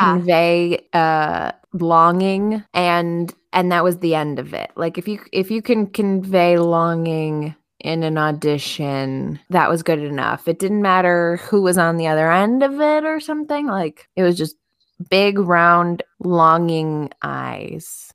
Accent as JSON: {"language": "English", "town": "Chicago", "region": "Illinois", "country": "United States", "tie": "born or raised there", "moved": "yes", "lives_now": "East Coast, United States", "said": "I was born in Chicago."}